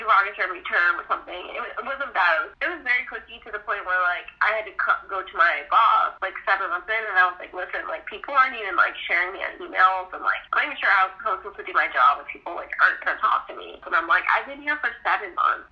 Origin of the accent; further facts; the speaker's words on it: United States; I'm from Jersey, New York